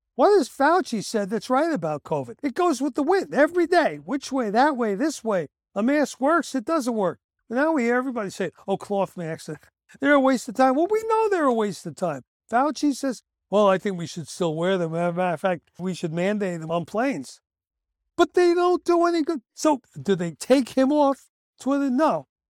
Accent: United States; I, as an American

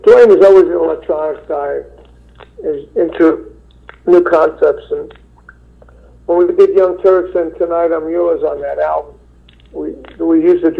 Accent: New York City, New York, United States; I'm from Brooklyn

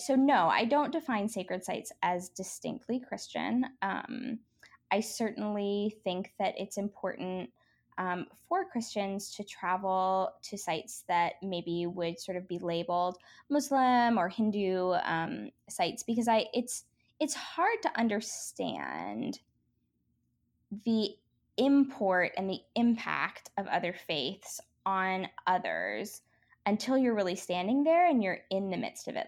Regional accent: United States; also born or lived in Belfast; as an American

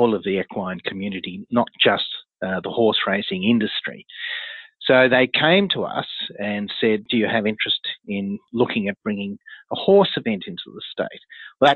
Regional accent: Australia; being an Aussie

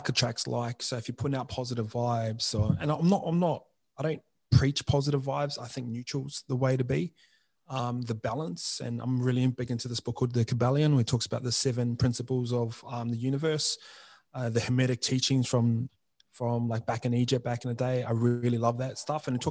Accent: New Zealand; moved away; I'll come from New Zealand and my hometown's got the highest youth suicide rate in the country

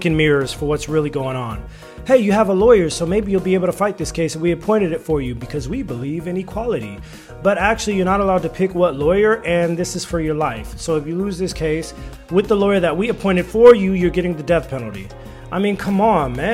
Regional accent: Los Angeles, California, United States; also born or lived in China; I am American. I'm from Los Angeles as well

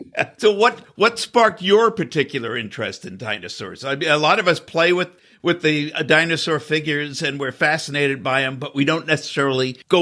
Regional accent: New York, United States; I grew up in New York too

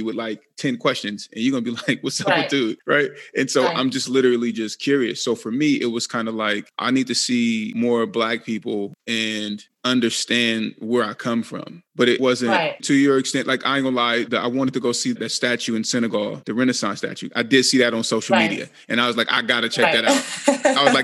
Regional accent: United States; I'm Black American

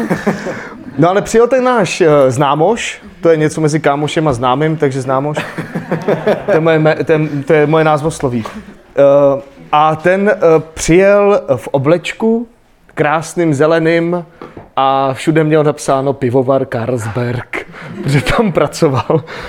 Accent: Aš, Karlovy Vary Region, Czechia; i když teda jsem z Aše a, a tu Němčinu, e, musel jsem se koukat na ty dětské programy v Němčině

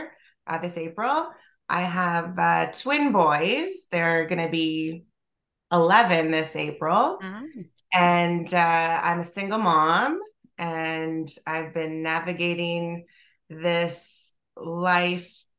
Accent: Toronto, Ontario, Canada; I'm from Toronto

